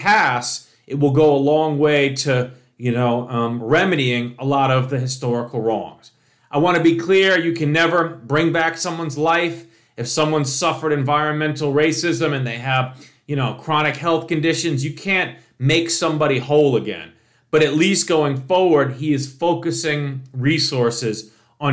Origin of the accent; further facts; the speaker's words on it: New York City, New York, United States; my hometown of New York City